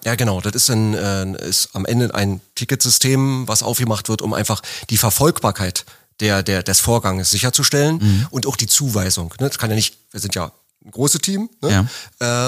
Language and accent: German; Berlin, Germany; ich komme aus Berlin